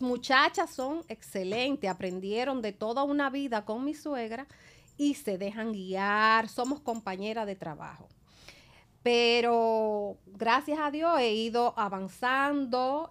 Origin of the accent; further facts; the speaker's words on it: La Vega, Dominican Republic; moved away; soy de La Vega